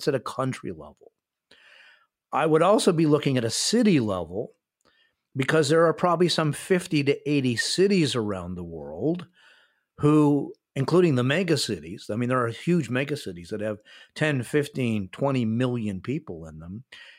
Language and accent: English; Canada; also born or lived in United States; spent half of my life in the United States and half of my life living in Canada. I'm a North American as a Canadian